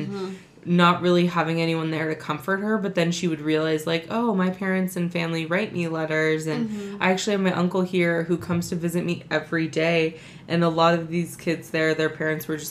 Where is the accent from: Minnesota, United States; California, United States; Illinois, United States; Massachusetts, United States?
California, United States; We're from California. It's the way we talk.